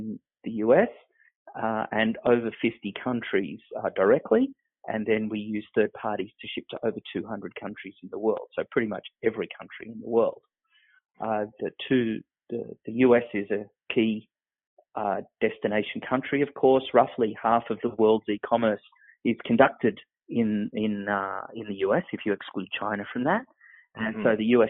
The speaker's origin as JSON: {"language": "English", "country": "Australia", "tie": "born or raised there", "said": "I grew up in Australia"}